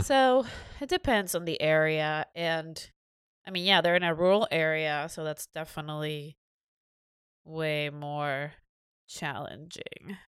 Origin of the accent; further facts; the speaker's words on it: Mexico; moved away; growing up in Mexico